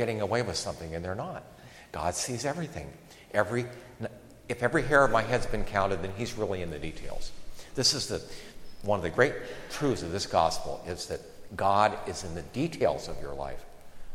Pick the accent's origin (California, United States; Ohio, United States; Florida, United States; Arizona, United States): Ohio, United States; Akron; moved away; I enjoyed growing up in Akron